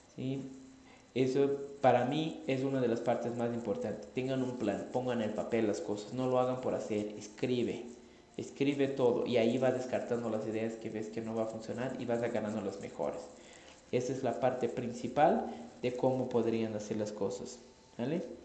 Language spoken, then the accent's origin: Spanish; Brazil; Spanish is a second language; moved away; yo soy brasileño, no soy mexicano, entonces si hablo raro